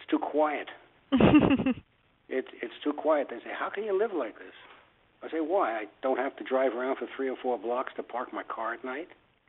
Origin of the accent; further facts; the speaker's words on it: New York City, New York, United States; moved away as an adult; also born or lived in Stamford, Connecticut; now in Melbourne, United States; I grew up in East New York